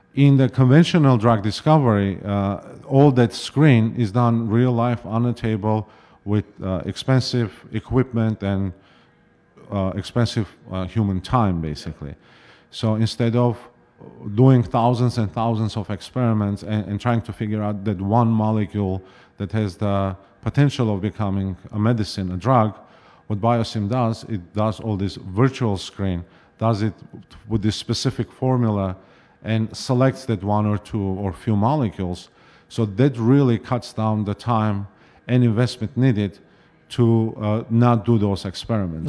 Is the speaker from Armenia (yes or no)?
yes; Yerevan, Armenia; moved away as an adult; also born or lived in Ithaca, New York; now in Boston, United States; I was born and raised in Yerevan, in Armenia